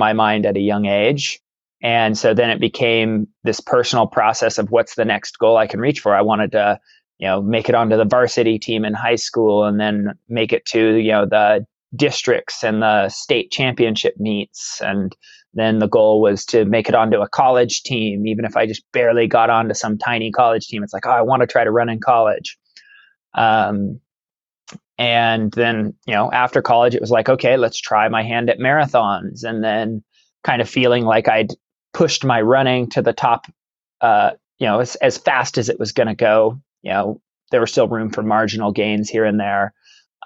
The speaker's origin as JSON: {"language": "English", "town": "Baker City", "region": "Oregon", "country": "United States", "tie": "born or raised there", "lives_now": "Klamath Falls, United States", "said": "I was actually born and raised in Baker City, Oregon, which is up in northeastern Oregon"}